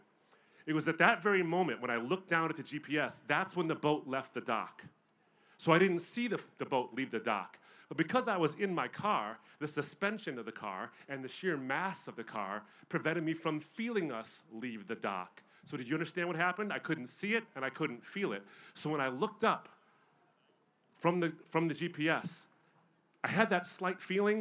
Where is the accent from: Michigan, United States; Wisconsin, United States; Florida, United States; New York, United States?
Michigan, United States; I'm from Michigan